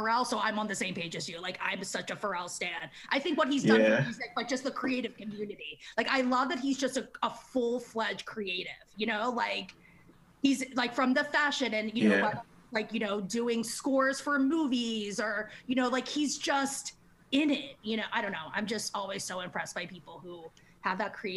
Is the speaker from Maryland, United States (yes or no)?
yes; Maryland, United States; I was from Maryland